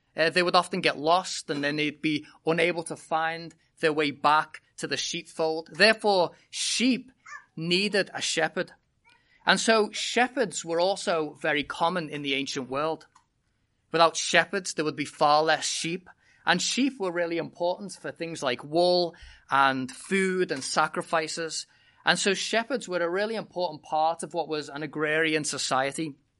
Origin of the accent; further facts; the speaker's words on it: United Kingdom; moved away as an adult; I was born and bred in Britain